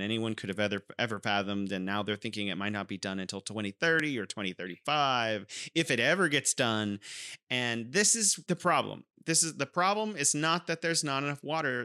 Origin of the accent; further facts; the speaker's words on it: California, United States; now in Wuhan, China; I'm originally from California, and now I'm living in beautiful Wuhan, China